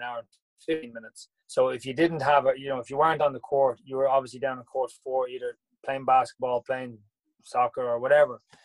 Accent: Dublin, Leinster, Ireland; I originally grew up in the north side. I was from Glasnevin

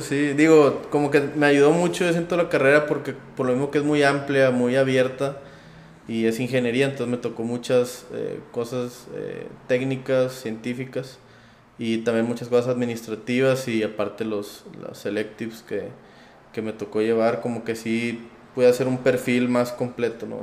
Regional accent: Monterrey, Nuevo León, Mexico; also born or lived in Piedras Negras, Coahuila; nací aquí en Piedras, Piedras Negras, eh, toda mi vida, casi toda mi vida, viví en Monterrey

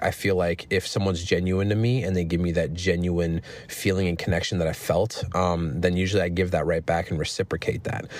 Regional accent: Minnesota, United States; I'm from Minnesota

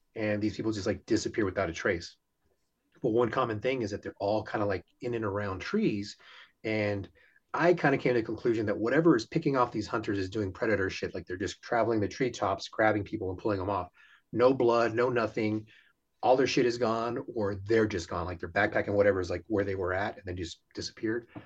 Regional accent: Houston, Texas, United States; I'm from Houston

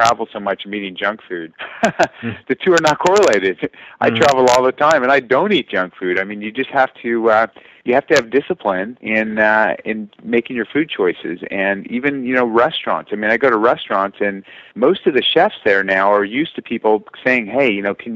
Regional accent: South Orange County, Southern California, United States; I grew up in Southern California, which is kind of nice. I was down there in South Orange County.

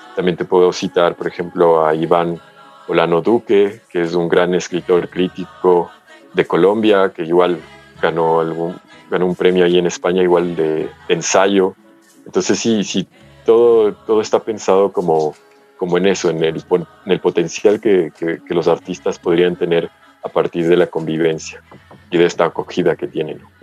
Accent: United States; moved away; yo crecí en Estados Unidos

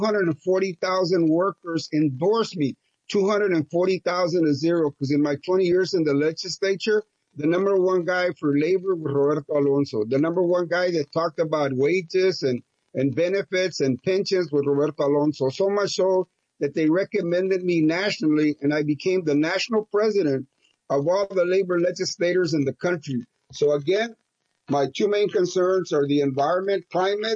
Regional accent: Crystal City, Texas, United States; I grew up in Crystal City

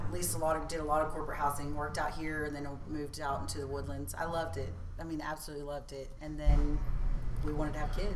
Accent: Spring, Texas, United States; also born or lived in New Caney, Texas / Cleveland, Texas; I'm actually from New Caney, Texas

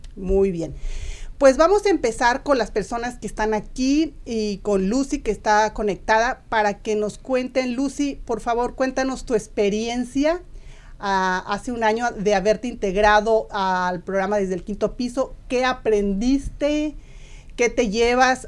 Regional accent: Guanajuato, Mexico; moved away; yo por supuesto del estado de Guanajuato

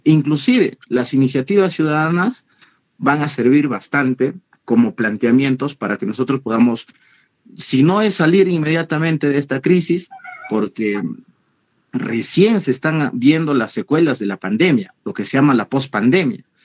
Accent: Peru; todos somos peruanos

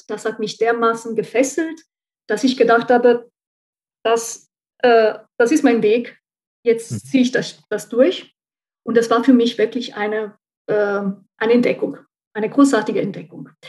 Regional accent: central Italy, Italy; German is a second language; moved away as an adult; now in Saarbrücken, Germany; Also ich bin seit ähm, circa 20 Jahren, 21 Jahren in Saarbrücken und ursprünglich komme ich aus Mittelitalien, ähm, aus der Stadt der Palmen.

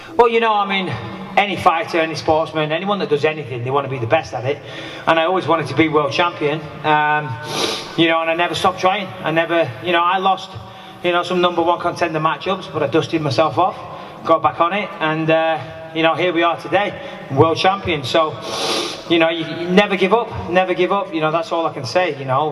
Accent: Clitheroe, North West England, United Kingdom; I'm from just down the road. I'm from Clitheroe

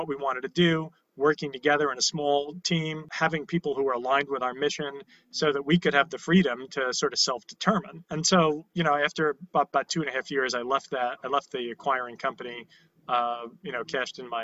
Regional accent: New York City, New York, United States; I was born in Canarsie, Brooklyn.

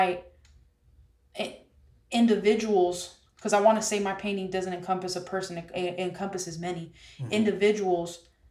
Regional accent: San Jose, California, United States; we grew up in San Jose together

